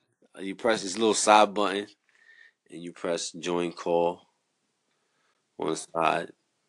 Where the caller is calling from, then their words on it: New York City, New York, United States; I'm calling from New York City.